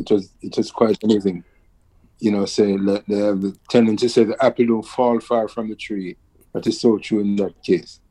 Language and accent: English; Kingston, Jamaica; scrambling around Kingston, Jamaica